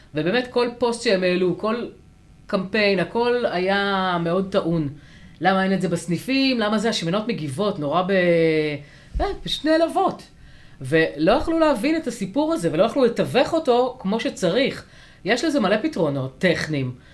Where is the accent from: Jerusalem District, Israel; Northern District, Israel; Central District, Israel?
Northern District, Israel; a village near Afula; moved away; אני במקור מיישוב ליד עפולה